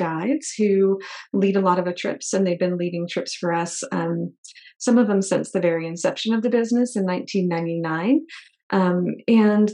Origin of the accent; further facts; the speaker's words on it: New Hampshire, United States; moved away as an adult; also born or lived in Tucson, Arizona / San Francisco Bay; I grew up in New England in New Hampshire